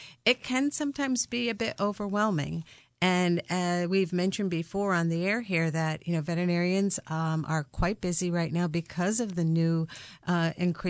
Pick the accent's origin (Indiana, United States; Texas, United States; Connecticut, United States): Connecticut, United States; I'm a Connecticut native.